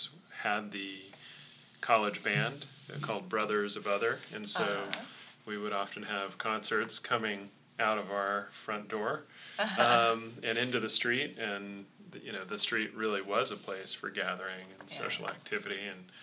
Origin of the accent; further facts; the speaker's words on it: Sonoma, California, United States; I grew up in Sonoma